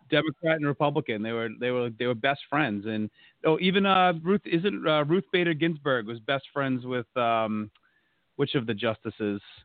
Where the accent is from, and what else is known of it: North Attleboro, Massachusetts, United States; born or raised there